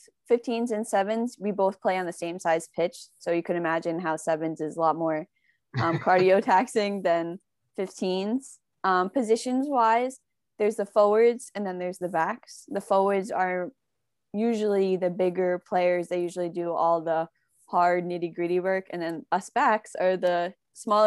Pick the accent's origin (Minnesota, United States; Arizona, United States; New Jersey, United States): New Jersey, United States; Morris County; we're from Morris County in New Jersey